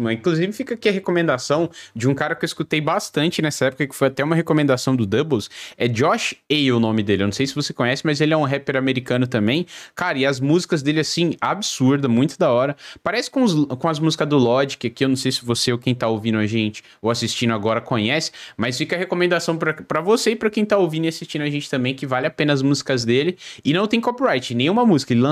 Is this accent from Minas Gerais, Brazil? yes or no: no; São Paulo, Brazil; now in Joinville, Brazil; Moro em Joinville, eu sou de São Paulo, capital, mas moro em Joinville hoje.